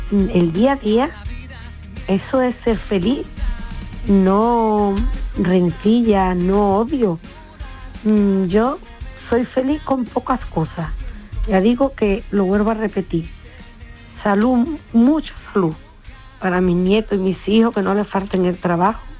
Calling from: Cádiz, Andalusia, Spain; Buenas tardes, yo soy … de Cádiz.

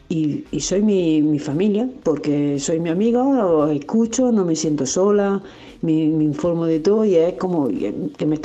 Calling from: Dos Hermanas, Andalusia, Spain; Muy buenos días, equipo. … de Dos Hermanas.

